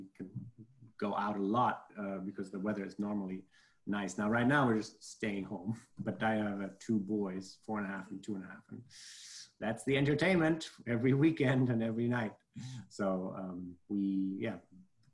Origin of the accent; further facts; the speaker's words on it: Germany; moved away; I'm from Germany